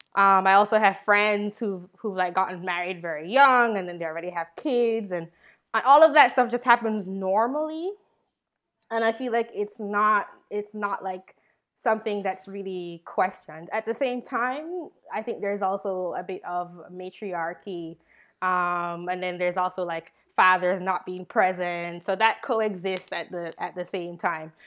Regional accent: Jamaica; moved away; I'm from Jamaica

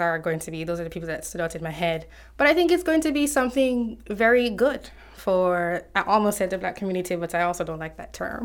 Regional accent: Jamaica; One of the books we had to read in high school growing up in Jamaica

